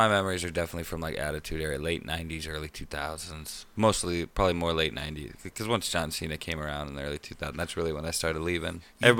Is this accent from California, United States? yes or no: yes; Anaheim, California, United States; I was born in Anaheim, California.